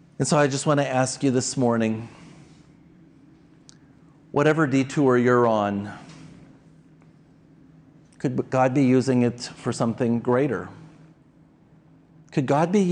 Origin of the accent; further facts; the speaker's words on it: Red Wing, Minnesota, United States; now in Bloomington-Normal, United States; I was born in Red Wing, Minnesota. which is about a 7-hour drive from here